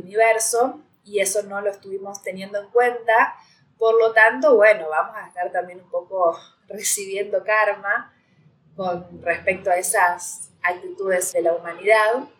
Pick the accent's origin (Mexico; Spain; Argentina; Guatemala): Argentina; Acá ñoquis se le dice a los que viven del Estado